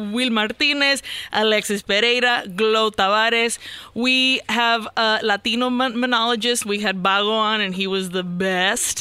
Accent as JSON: {"language": "English", "country": "Nicaragua", "said": "I'm from Nicaragua"}